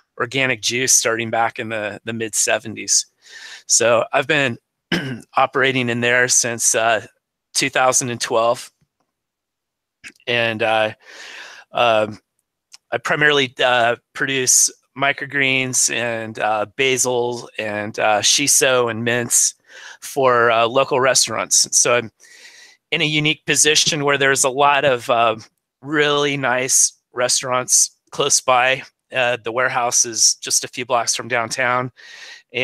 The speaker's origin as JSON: {"language": "English", "region": "Southern Oregon", "country": "United States", "tie": "born or raised there", "said": "I was born and raised in Southern Oregon"}